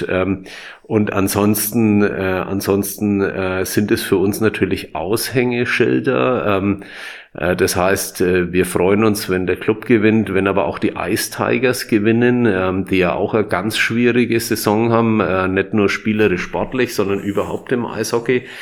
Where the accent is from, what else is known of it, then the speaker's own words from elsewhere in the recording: Nuremberg, Bavaria, Germany; Also ähm, ich bin ja waschechter Nürnberger.